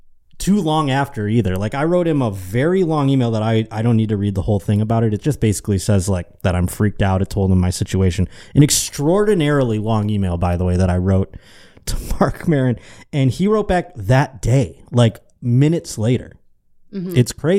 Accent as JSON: {"language": "English", "town": "Buffalo", "region": "New York", "country": "United States", "tie": "born or raised there", "said": "I was moving from Buffalo to Cleveland, and I was scared."}